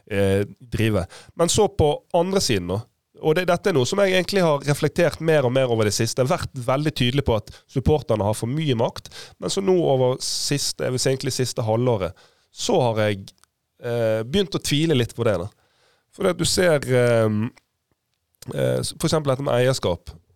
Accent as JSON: {"language": "Norwegian", "town": "Bergen", "region": "Vestland", "country": "Norway", "said": "Nå er jeg bergenser"}